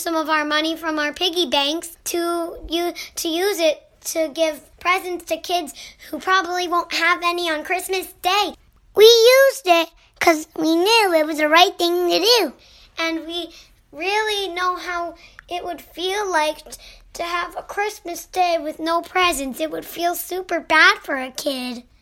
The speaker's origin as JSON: {"language": "English", "region": "Florida", "country": "United States", "said": "We're from Florida."}